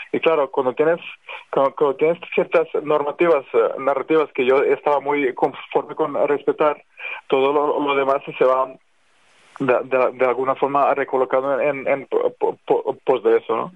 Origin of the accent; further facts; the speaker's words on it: Spain; moved away as an adult; Y yo soy español, o sea, oficialmente soy, soy español, tengo el pasaporte desde hace muchísimos años